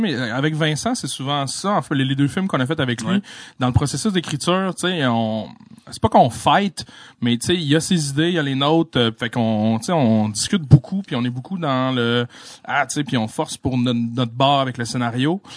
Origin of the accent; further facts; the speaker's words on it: La Malbaie region, Quebec, Canada; moved away; la région de ce que où est-ce que je venais